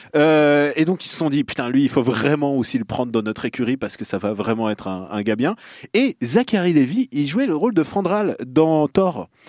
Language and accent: French; Russia; moved away; là d'où je viens